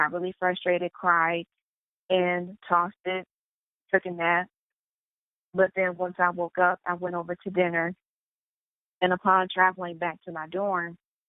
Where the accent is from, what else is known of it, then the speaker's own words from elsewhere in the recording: Michigan, United States; I went to Western Michigan University. And that is an hour and a half away from my hometown